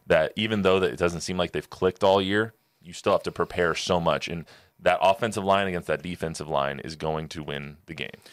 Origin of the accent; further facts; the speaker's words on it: Southern California, United States; moved away; I'm from Southern California